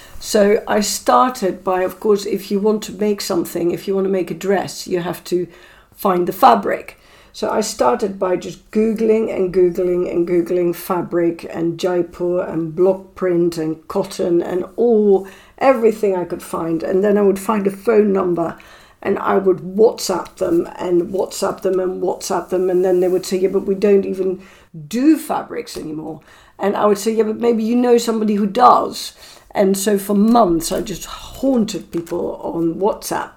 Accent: Netherlands; moved away as an adult; now in London, United Kingdom; I was born in Holland and I lived in Holland until I was 27

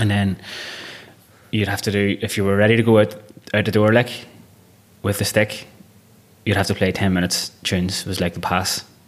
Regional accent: Belfast, Northern Ireland, United Kingdom; first language Irish; English is a second language; moved away; I was born in 1985 in Belfast and grew up in West Belfast

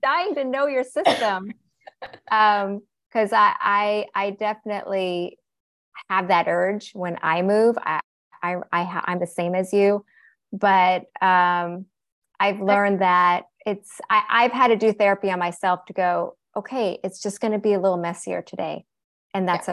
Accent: Seattle, Washington, United States; I was born here, born and raised in Seattle, Washington

